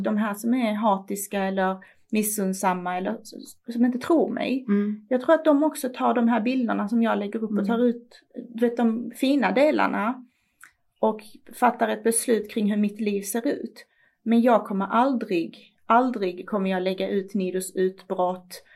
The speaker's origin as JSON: {"language": "Swedish", "country": "Iran", "moved": "yes", "lives_now": "Sweden", "said": "I mitt hemland"}